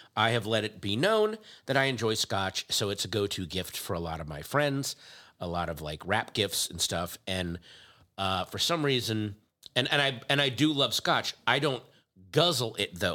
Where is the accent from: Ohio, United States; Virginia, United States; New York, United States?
Virginia, United States; Loudoun County; my hometown, in my home county, uh, Catoctin Creek in Loudoun County, Virginia